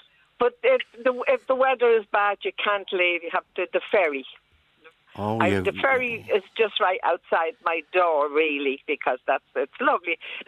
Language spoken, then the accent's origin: English; Dublin, Leinster, Ireland; moved away as an adult; now in Isle of Bute, United Kingdom; I'm from Dublin, Ireland.